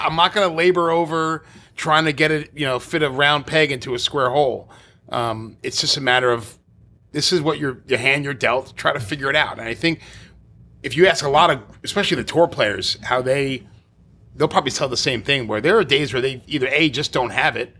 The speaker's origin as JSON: {"language": "English", "town": "New York City", "region": "New York", "country": "United States", "tie": "born or raised there", "said": "I grew up in Staten Island, so it was all New York City public courses"}